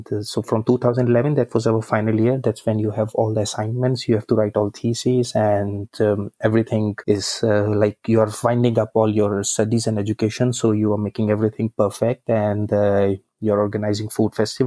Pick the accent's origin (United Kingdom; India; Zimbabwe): India; Haridwar, Uttarakhand; born or raised there; moved away as an adult; also born or lived in Kolkata; now in Prague, Czech Republic